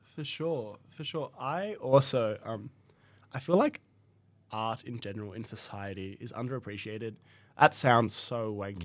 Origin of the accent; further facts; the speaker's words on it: Tasmania, Australia; I'm from Tasmania